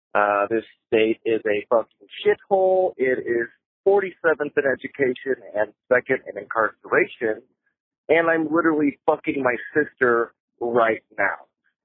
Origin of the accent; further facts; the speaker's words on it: Oklahoma, United States; from Oklahoma.